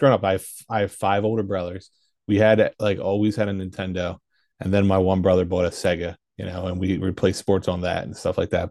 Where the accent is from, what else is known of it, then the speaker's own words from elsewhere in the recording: Philadelphia, Pennsylvania, United States; accent: Philly; where I live from my Philly accent